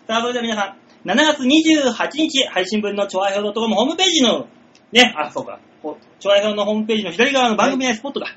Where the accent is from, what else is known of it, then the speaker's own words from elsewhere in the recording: Shimane, Japan; moved away; 島根から来たから